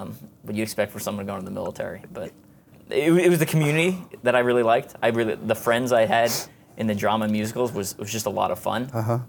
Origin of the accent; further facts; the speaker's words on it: Garden City South, New York, United States; Yeah, so I grew up in Garden City South, Long Island, New York. Suburbs, pretty normal, you know, basic childhood.